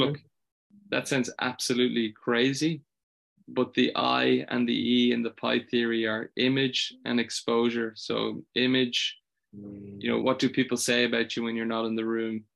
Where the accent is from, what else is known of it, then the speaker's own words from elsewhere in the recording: Ireland; I'm from Ireland